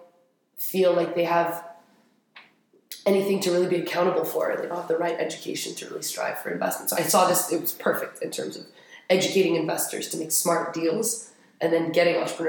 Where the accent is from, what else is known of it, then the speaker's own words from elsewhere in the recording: Paris, Île-de-France, France; moved away as an adult; also born or lived in Madrid; now in Abu Dhabi, United Arab Emirates; I grew up in Paris. I spent a quick semester in Madrid for college, but I've always been in Paris.